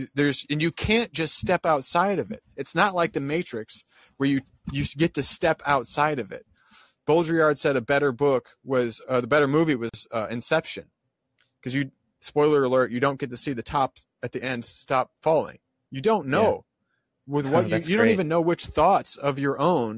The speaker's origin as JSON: {"language": "English", "town": "Dubuque", "region": "Iowa", "country": "United States", "tie": "born or raised there", "said": "my hometown"}